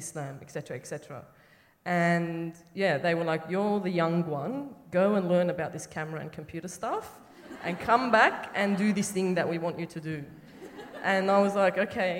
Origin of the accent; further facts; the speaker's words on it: Sydney, New South Wales, Australia; moved away; I'm from Sydney initially, from Lekambas